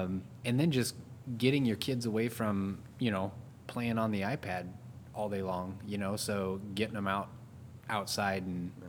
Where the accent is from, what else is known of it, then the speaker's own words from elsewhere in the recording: Juneau, Alaska, United States; born there; I was born in Juneau, Alaska.